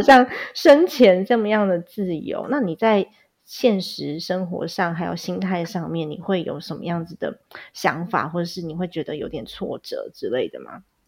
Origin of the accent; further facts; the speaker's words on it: Taiwan; also born or lived in United States; 我爸还规定我那时候在美国念书的时候，我半年要回台湾一次